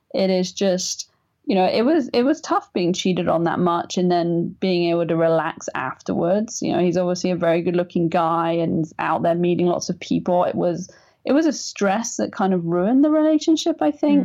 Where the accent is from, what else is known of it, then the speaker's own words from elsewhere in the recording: England, United Kingdom; I'm English